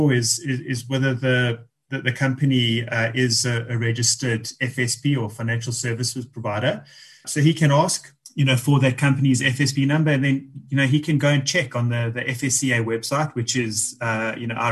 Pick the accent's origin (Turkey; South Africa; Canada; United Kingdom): South Africa; As South Africans